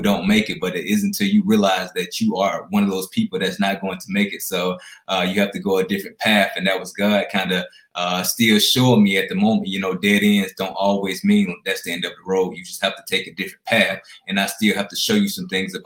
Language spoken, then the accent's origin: English; Alexander City, Alabama, United States; I'm originally from Alexander City, Alabama